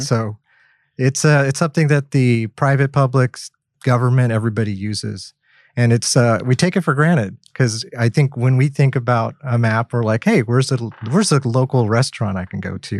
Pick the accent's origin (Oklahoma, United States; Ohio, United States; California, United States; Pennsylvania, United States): Oklahoma, United States; now in Kent, United States; I'm originally from Oklahoma, so we work with petroleum a lot